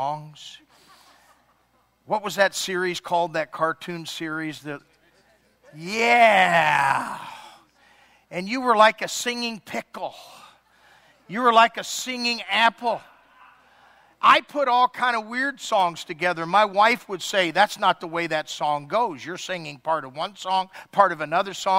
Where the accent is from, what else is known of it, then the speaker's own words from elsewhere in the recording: Ireland; I'm Irish.